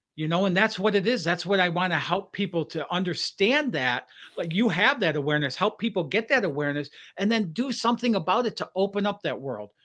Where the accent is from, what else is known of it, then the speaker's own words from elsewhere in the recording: Detroit, Michigan, United States; growing up in Detroit area